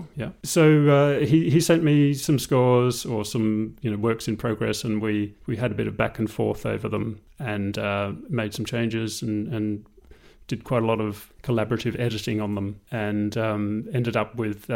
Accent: Tasmania, Australia; moved away as an adult; also born or lived in Melbourne, Australia; now in London, United Kingdom; I'm Australian. I grew up in Tasmania and I studied in Melbourne. And I moved to London in 2000.

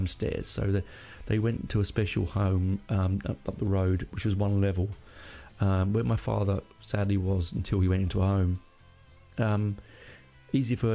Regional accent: London, United Kingdom; moved away as an adult; also born or lived in Hendon, London; now in Australia; where I grew up in Burnt Oak

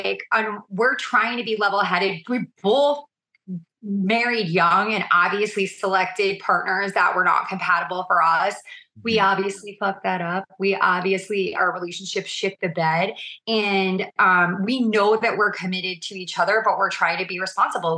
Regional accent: New York, United States; I'm a New Yorker

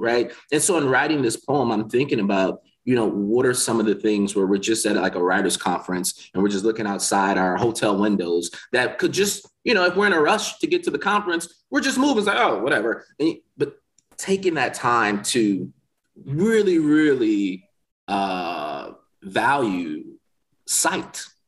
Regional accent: Milwaukee, Wisconsin, United States; moved away as an adult; now in Mississippi, United States; I'm from Milwaukee, Wisconsin

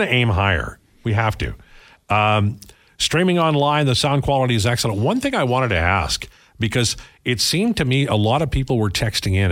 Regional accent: Lower Mainland, British Columbia, Canada; When I grew up in the Lower Mainland, we played

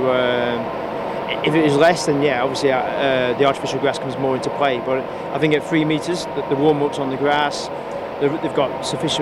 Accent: England, United Kingdom; moved away as an adult; now in Madrid, Spain; Being English

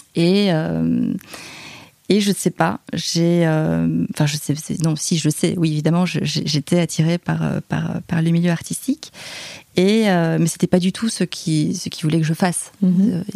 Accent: Liège, Wallonia, Belgium; moved away as an adult; now in Paris, France; je suis belge. Je viens de, de Liège, en Belgique.

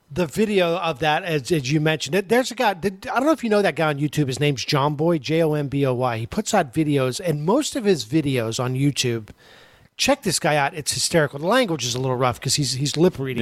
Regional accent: Pittsburgh, Pennsylvania, United States; I grew up in Pittsburgh in the 70s

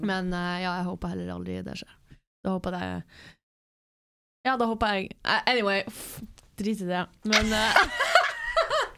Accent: Norway; jeg er norsk

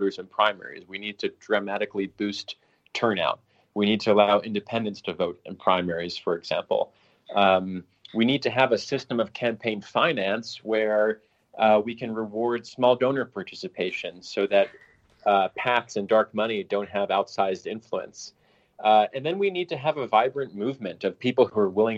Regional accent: Colorado, United States; my home state of Colorado

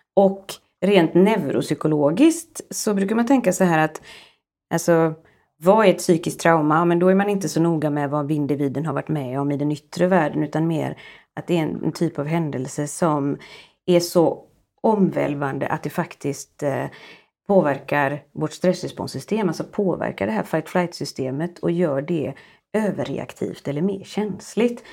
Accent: Sweden; som svensk psykolog

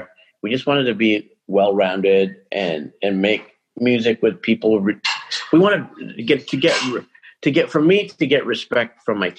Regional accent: Toronto, Ontario, Canada; now in Vancouver, Canada; I grew up in North York, went to school in North York

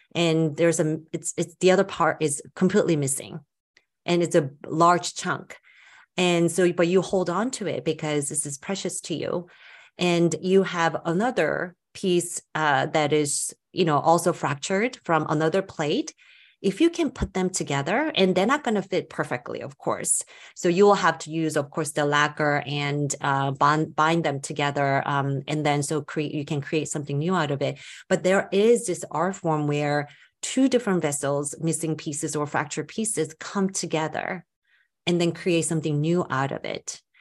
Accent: United States; I'm Korean American myself

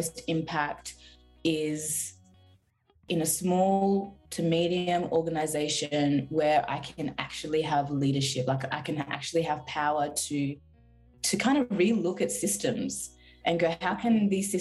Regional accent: Frankston, Victoria, Australia; also born or lived in Zimbabwe; I grew up in Frankston

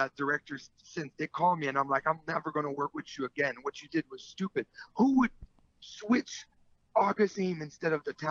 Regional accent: Canada; I'm French Canadian

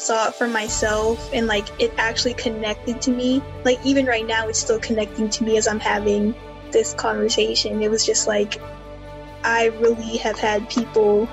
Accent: Amherst, Virginia, United States; I'm a first year. I'm from Amherst, Virginia

